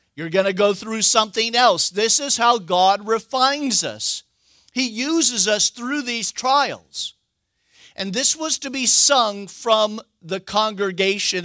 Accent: United States; we're American

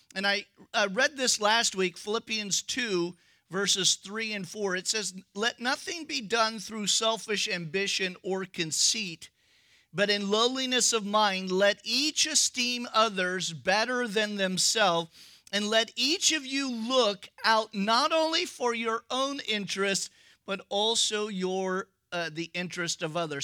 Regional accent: United States; We're American.

